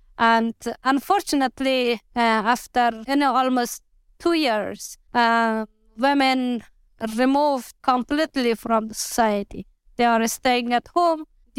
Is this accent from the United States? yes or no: no; Afghanistan; moved away as an adult; now in London, United Kingdom; I can't forget for one moment what is happening in my country because for me, it is my home. You know, I grew up there. I studied there. Afghanistan is a beautiful country for me.